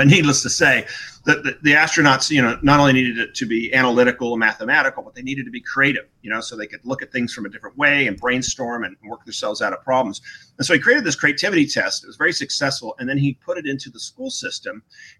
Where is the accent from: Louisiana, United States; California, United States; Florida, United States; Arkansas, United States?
California, United States; Newport Beach; moved away as an adult; also born or lived in Wellesley, Massachusetts; I grew up in Corona Del Mar, Southern California, Newport Beach